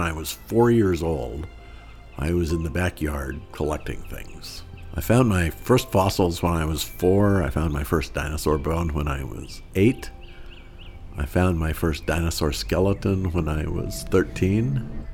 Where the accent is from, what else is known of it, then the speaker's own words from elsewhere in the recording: Shelby, Montana, United States; moved away as an adult; also born or lived in New Jersey; I grew up in Shelby, Montana, which is on the northern border of Montana with Canada, with Alberta